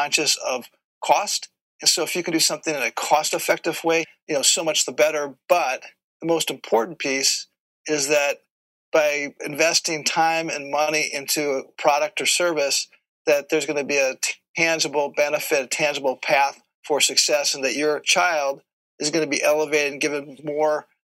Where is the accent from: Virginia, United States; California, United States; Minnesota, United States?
Minnesota, United States; Minneapolis; I grew up in Minneapolis